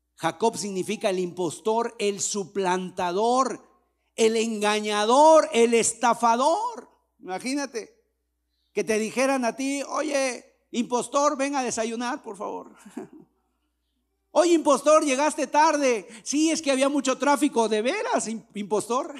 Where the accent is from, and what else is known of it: Mexico